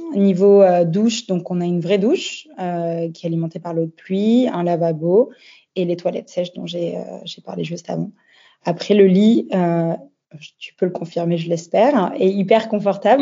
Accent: France; also born or lived in Australia / Paris / Nice; now in Bordeaux, France; ça faisait déjà sept ans que j'étais partie de France. Euh, j'arrivais sur mes 30 ans et euh, j'avais euh, envie de rentrer un peu en France

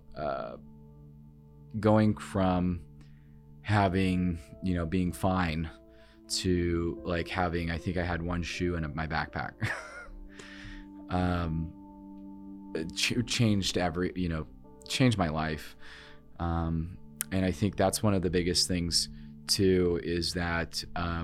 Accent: Norfolk, Nebraska, United States; I was born in Norfolk, Nebraska, so I'm Nebraska through and through

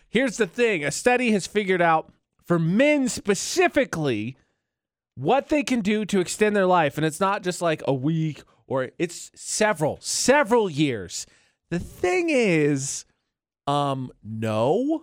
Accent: northern Indiana, United States; moved away; my family is from northern Indiana

